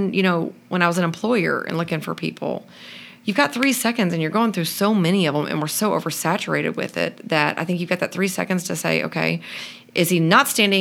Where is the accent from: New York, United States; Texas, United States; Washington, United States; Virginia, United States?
Texas, United States; we're from Texas. I went to Baylor